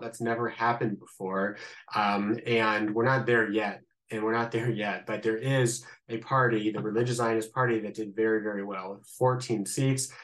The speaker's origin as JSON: {"language": "English", "town": "Columbus", "region": "Ohio", "country": "United States", "accent": "Midwestern", "moved": "as an adult", "lives_now": "Israel", "said": "I'm originally from Columbus, Ohio. This is not an Israeli accent. This is a I guess, a little Midwestern accent"}